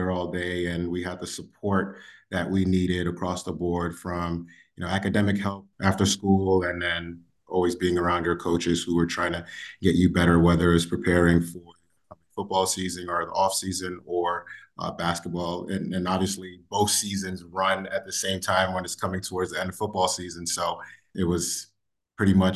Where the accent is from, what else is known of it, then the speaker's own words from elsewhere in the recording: New York City, New York, United States; growing up in the Bronx